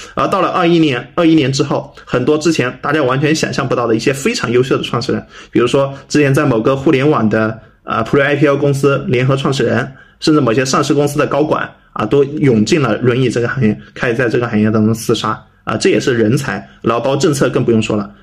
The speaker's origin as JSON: {"language": "Chinese", "country": "China", "said": "在我们中国人或者说在一些外人看来"}